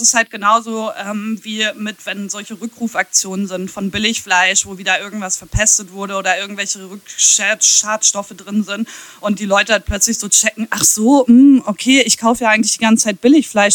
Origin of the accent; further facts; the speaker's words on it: Ahaus, North Rhine-Westphalia, Germany; Jens Spahn und ich, wir kommen aus der gleichen Stadt